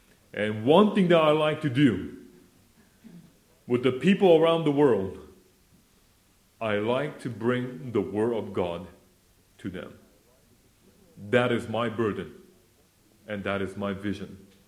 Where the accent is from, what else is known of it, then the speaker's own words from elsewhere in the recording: South Korea; born there; I was born in Korea, 1968, so I'm almost 30 years old.